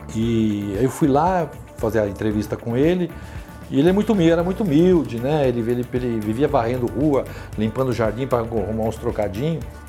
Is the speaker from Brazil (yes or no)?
yes; São Paulo, Brazil; Eu sou paulistano da Gema, nasci num dos bairros mais antigos de São Paulo, que é a freguesia do Ó.